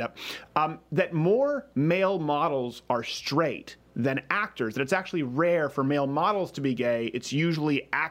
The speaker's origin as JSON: {"language": "English", "town": "Montreal", "region": "Quebec", "country": "Canada", "tie": "born or raised there", "moved": "yes", "said": "I was raised in Montreal"}